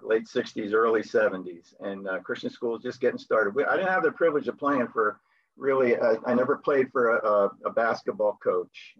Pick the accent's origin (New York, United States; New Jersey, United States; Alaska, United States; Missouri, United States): New Jersey, United States; Byron; moved away as an adult; now in Spain; I'm born and raised in Byron, New Jersey